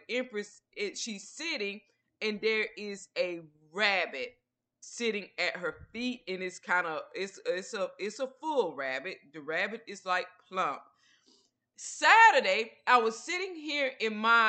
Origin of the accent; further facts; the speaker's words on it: Georgia, United States; now in Texas, United States; I lived in Georgia, which is where I'm originally from